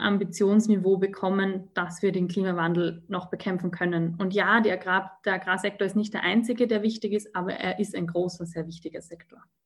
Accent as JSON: {"language": "German", "country": "Austria", "said": "dass wir als Österreicher, Österreicherinnen"}